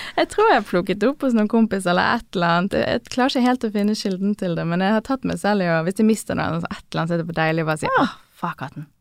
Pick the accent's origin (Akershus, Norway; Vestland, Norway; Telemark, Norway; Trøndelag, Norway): Vestland, Norway; Bergen; accent: Bergen dialect; moved away as an adult; also born or lived in Oslo; jeg syns jeg har bevart dialekten min veldig bra